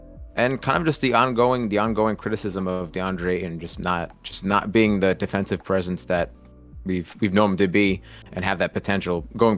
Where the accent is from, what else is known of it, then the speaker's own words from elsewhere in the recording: New Jersey, United States; I'm just your typical Jersey boy.